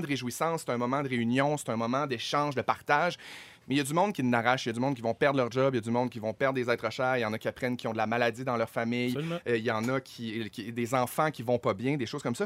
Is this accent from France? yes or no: no; Chicoutimi, Quebec, Canada; je viens de Chicoutimi.